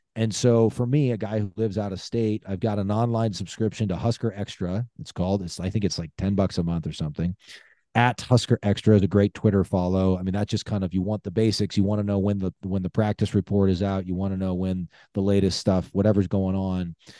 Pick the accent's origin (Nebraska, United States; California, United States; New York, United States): Nebraska, United States; Lincoln; moved away; I grew up in Lincoln, born and raised, uh, don't currently live there. I live out of state